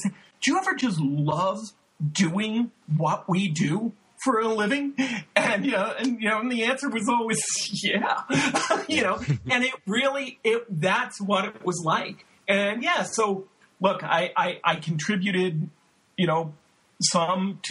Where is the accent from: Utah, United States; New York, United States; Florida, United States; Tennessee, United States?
New York, United States; New York City; I grew up in Brooklyn